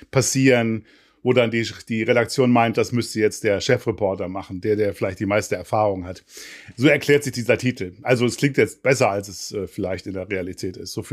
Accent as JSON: {"language": "German", "town": "Remscheid", "region": "North Rhine-Westphalia", "country": "Germany", "said": "Man muss dazu wissen, ich komme ja nicht aus Hamburg, sondern aus Remscheid im Bergischen Land, also aus Nordrhein-Westfalen."}